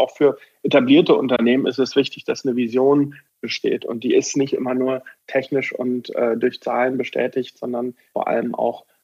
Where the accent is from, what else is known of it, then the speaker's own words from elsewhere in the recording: Bochum, North Rhine-Westphalia, Germany; born there; ich bin gebürtiger Bochum. Bochumer, bin im Augusta Krankenhaus in Bochum geboren